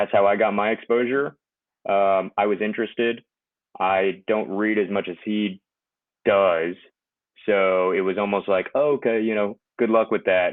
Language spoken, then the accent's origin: English; Houston, Texas, United States; I'm from Texas, Houston.